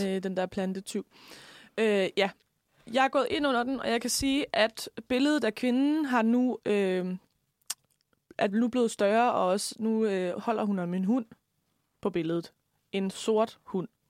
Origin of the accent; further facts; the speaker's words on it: Lemvig, Central Denmark Region, Denmark; now in Copenhagen, Denmark; nu kommer jeg jo fra Lemby